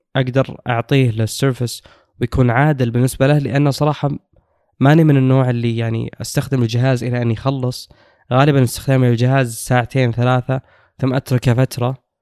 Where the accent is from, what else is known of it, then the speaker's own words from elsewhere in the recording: Saudi Arabia; عندنا في السعوديه